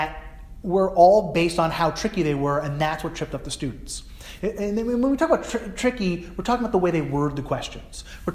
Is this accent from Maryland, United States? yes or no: no; New Jersey, United States; now in New England, United States; I grew up in New Jersey, similar to New England where I live now